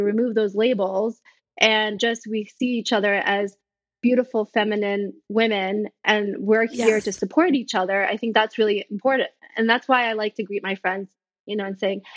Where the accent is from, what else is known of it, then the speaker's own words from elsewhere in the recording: New York City, New York, United States; So I was born here in New York City